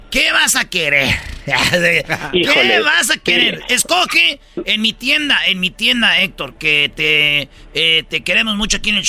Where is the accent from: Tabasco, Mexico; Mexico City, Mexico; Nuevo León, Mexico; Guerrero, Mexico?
Nuevo León, Mexico; Monterrey; yo soy de Monterrey